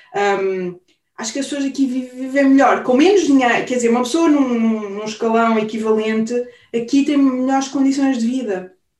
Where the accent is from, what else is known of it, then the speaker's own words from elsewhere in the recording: Portugal; moved away as an adult; now in Germany; nós somos portuguesas típicas